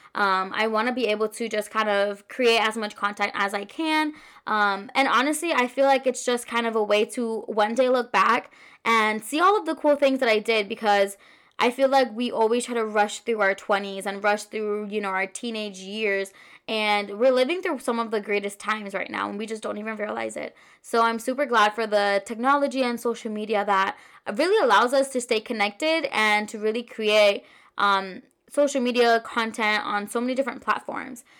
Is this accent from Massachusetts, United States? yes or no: no; Orlando, Florida, United States; also born or lived in Queens, New York; I've been a living in Orlando, Florida since I was pretty much, like, three or four years old